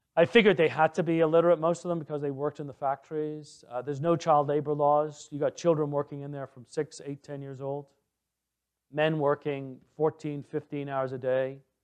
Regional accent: England, United Kingdom; moved away as an adult; also born or lived in Ottawa, Canada; now in Canada; I grew up in England

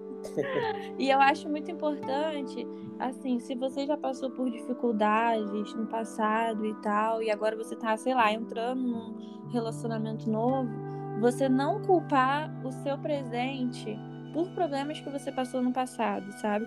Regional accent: Nova Iguaçu, Rio de Janeiro, Brazil; sou aqui de Nova Iguaçu

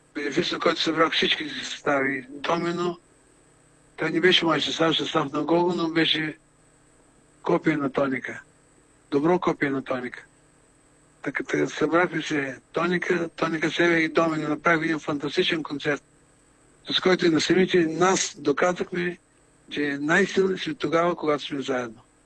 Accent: Burgas, Burgas Province, Bulgaria; moved away as an adult; also born or lived in Sofia; съм бургазлия, и понеже обичам моя град

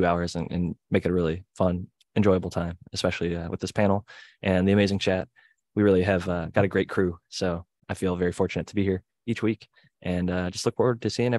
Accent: Ohio, United States; I'm from Ohio and I never heard the yins before.

